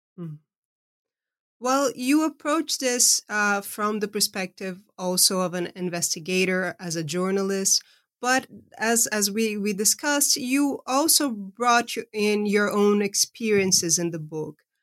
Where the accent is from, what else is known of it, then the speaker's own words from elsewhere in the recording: Brazil; moved away; I was raised in Brazil, but I've been living, uh, over half of my life, uh, outside of the country I was born